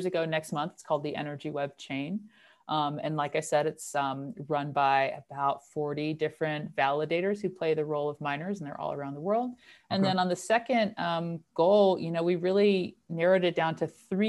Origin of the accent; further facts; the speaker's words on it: North Carolina, United States; moved away as an adult; also born or lived in Netherlands; now in Carbondale, United States; I'm originally from North Carolina